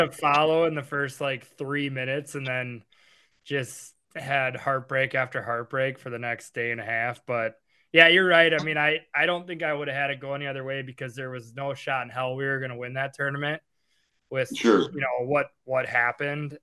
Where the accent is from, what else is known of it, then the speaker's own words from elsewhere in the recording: Appleton, Wisconsin, United States; We grew up in Appleton.